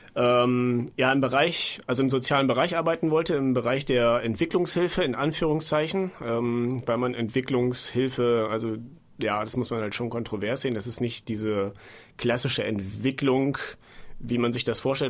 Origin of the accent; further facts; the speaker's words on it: Bad Rothenfelde, Lower Saxony, Germany; moved away as an adult; also born or lived in Bielefeld; now in Munich, Germany; Ich komme auch eigentlich aus der Nähe von Osnabrück